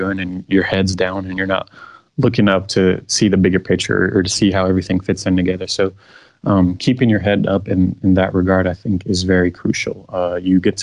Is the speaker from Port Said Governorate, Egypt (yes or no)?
no; Cairo, Cairo Governorate, Egypt; now in Houston, United States; So I was born in Cairo, Egypt, and that's where my family is from